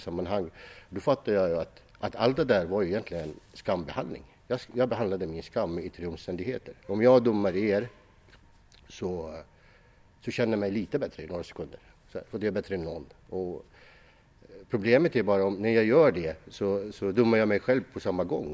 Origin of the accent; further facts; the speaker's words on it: Iraq; now in Sweden; Jag växte upp i, i, i, Irak